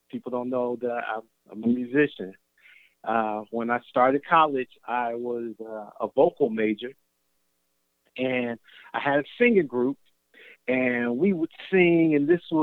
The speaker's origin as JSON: {"language": "English", "town": "Cincinnati", "region": "Ohio", "country": "United States", "tie": "born or raised there", "said": "I grew up in Cincinnati"}